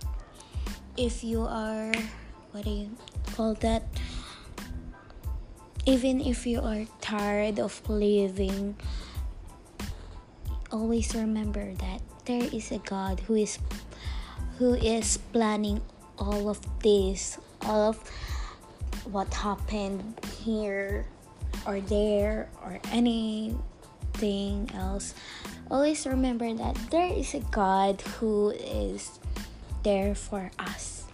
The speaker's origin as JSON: {"language": "English", "country": "Philippines", "second_language": "English", "said": "I'm from Philippines, so yeah. I'm not that good in English"}